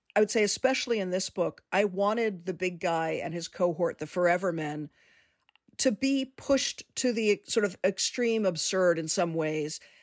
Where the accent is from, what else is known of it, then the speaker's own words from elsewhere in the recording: Washington, District of Columbia, United States; moved away; I grew up in Washington, D.C.